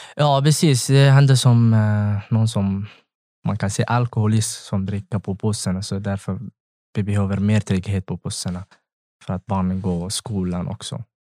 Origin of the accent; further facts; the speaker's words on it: Eritrea; Swedish is a second language; moved away as an adult; now in Ludvika, Sweden; Jag kommer från Eritrea.